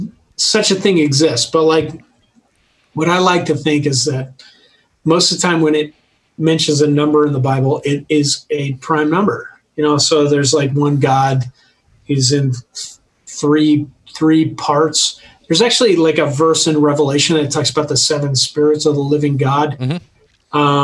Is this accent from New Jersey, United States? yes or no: no; Colorado, United States; You say guys because we're from Colorado and you can always refer to all people as guys.